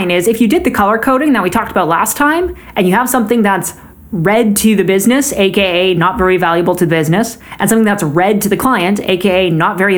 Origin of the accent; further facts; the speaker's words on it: Canada; As a Canadian